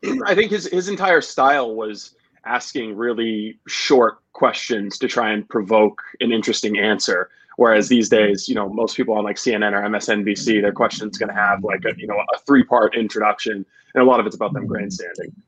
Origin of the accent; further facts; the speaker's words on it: Dexter, United States; growing up in Dexter